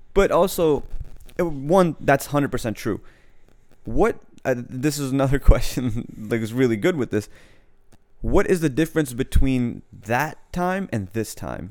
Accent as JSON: {"language": "English", "country": "United States", "said": "I am American, I'm an American citizen"}